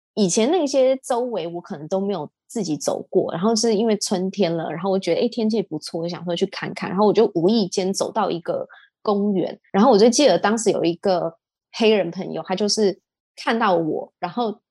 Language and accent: Chinese; Taiwan; moved away as an adult; also born or lived in London / Hong Kong; 当时我也是班上唯一的台湾人这样子